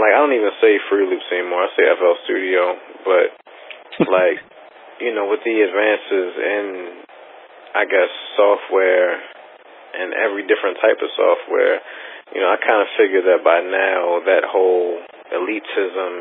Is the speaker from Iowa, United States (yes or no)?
no; Baltimore, Maryland, United States; moved away as an adult; now in Washington, D.C., United States; I was raised in Baltimore, but true, I was born in D.C. and I went to college in D.C. and I'm out here in D.C. doing my thing